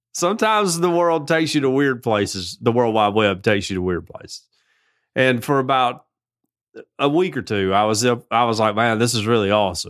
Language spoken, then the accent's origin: English; the South, United States; I'm from the South